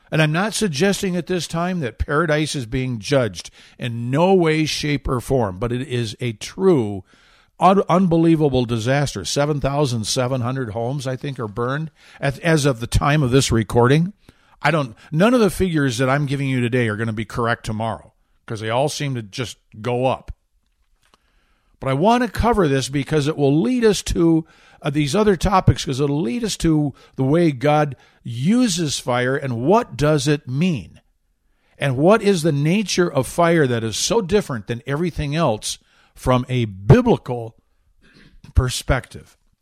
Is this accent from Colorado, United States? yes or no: no; Michigan, United States; moved away; I grew up in Michigan